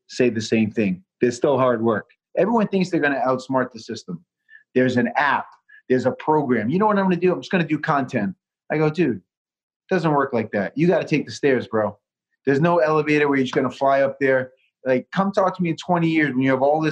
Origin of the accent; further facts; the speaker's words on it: Southeastern Massachusetts, United States; being from Massachusetts and growing up a Patriot fan